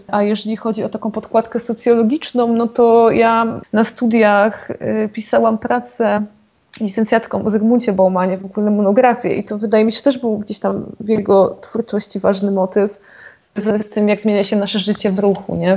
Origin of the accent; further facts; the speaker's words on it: Zagłębie Dąbrowskie, Silesian Voivodeship, Poland; also born or lived in Katowice; ja jestem zagłębiaczką, czyli zaraz obok